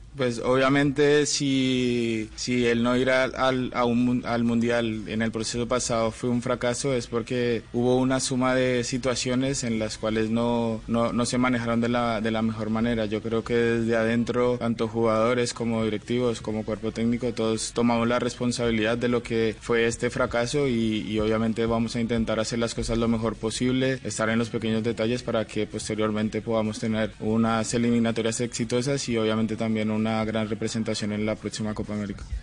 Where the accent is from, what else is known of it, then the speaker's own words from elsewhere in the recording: Colombia; nosotros como colombianos